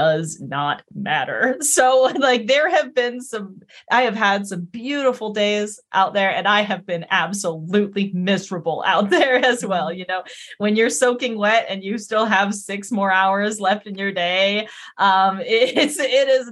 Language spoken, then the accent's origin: English; Colorado, United States; moved away as an adult; also born or lived in Vancouver, British Columbia; now in East Coast, United States; I was born in Colorado